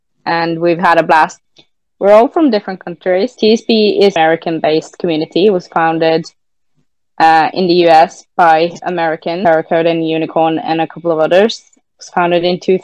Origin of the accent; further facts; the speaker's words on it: Norway; accent: Norwegian; first language Norwegian; English is a second language; also born or lived in England; I come from Norway, married